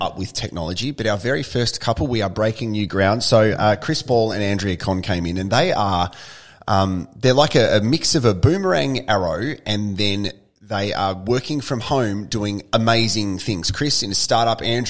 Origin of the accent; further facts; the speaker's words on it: Tasmania, Australia; now in Adelaide, Australia; I grew up in Tasmania, and moving to South Australia